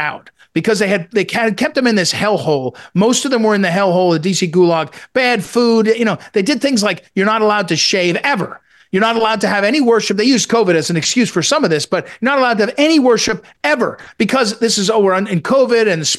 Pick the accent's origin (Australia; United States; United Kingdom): United States; East Coast; now in Virginia, United States; I grew up on the East Coast